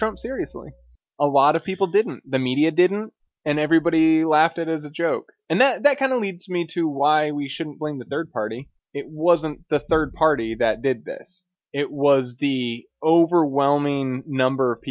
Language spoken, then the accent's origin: English; United States; We as American